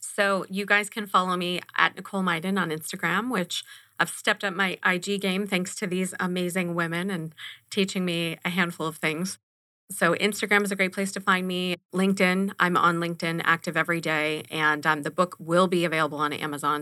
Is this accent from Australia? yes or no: no; Los Angeles, California, United States; now in Arizona, United States; growing up in Los Angeles and my generation